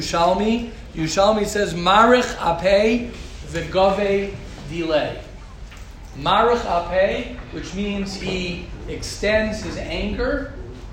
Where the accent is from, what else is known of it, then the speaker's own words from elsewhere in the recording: United States; I grew up, I'm as American as they come